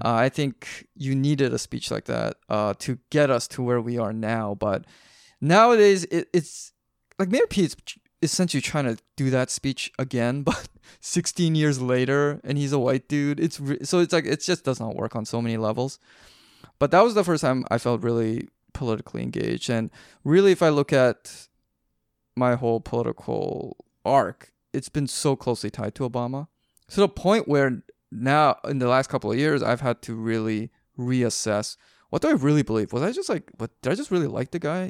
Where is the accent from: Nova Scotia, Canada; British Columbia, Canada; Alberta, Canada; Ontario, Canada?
British Columbia, Canada; Vancouver; I'm a Canadian, so I was I was up in Vancouver